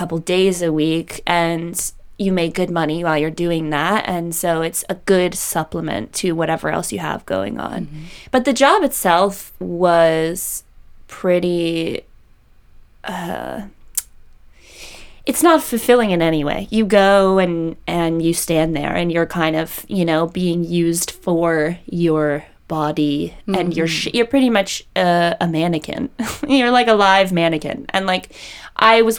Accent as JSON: {"language": "English", "town": "Los Angeles", "region": "California", "country": "United States", "tie": "born or raised there", "said": "I grew up in Woodland Hills"}